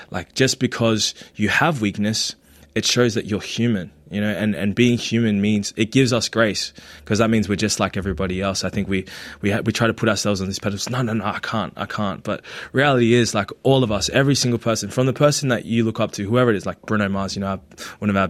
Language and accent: English; Philippines; now in Australia; embrace more of, of who I am as a Filipino.